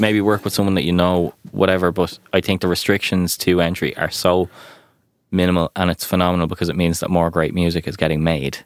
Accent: Ireland; as Irish people

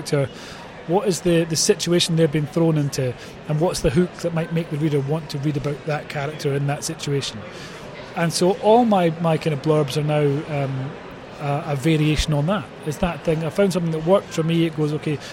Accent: Scotland, United Kingdom; being Scottish

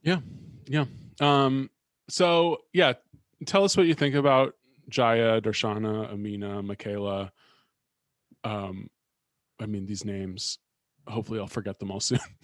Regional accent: Bay Area, California, United States; born or raised there; moved away

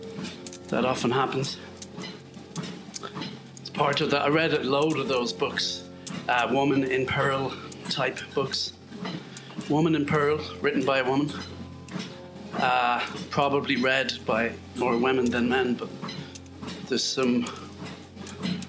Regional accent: west of Ireland, Ireland; as we say in the west of Ireland

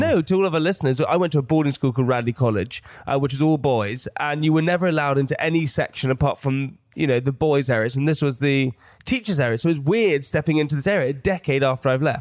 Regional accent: England, United Kingdom; as an English person

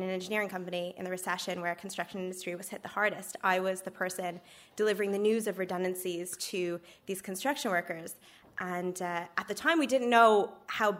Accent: Canada; moved away as an adult; also born or lived in Ireland; now in Dublin, Ireland; I'm originally from Canada

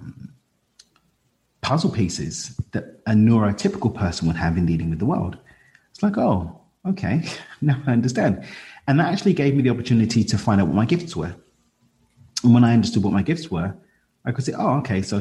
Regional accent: East London, Essex, East of England, United Kingdom; we're from East London. We moved out to Essex, which is the county to the east of London

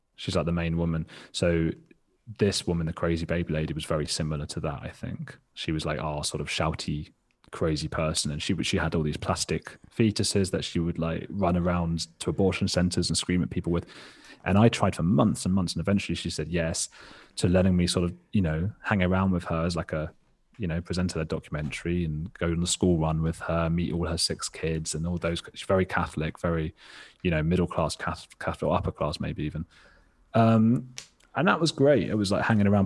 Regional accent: England, United Kingdom; I had a really sheltered existence, like, like most people growing up in England.

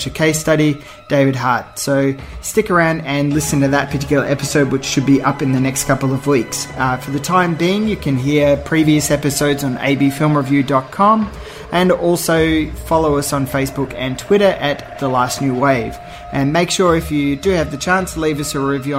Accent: Australia; as an Australian

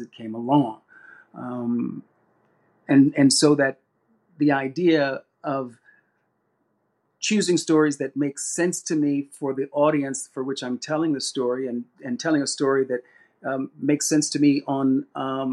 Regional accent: Sacramento, California, United States; I was raised in Sacramento, California, our hometown

